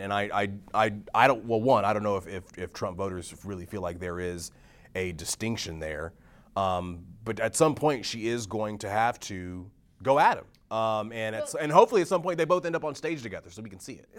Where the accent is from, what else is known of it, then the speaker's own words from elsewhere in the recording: Texas, United States; moved away; my home state of Texas